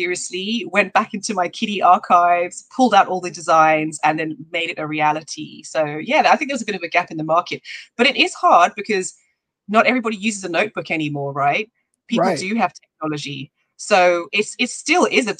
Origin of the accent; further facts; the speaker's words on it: London, United Kingdom; moved away as an adult; also born or lived in Swaziland; now in Cape Town, South Africa; moved to the UK when I was about 6 years old. And lived there for my whole life. So I'm truly a Londoner, to be honest, in terms of my main upbringing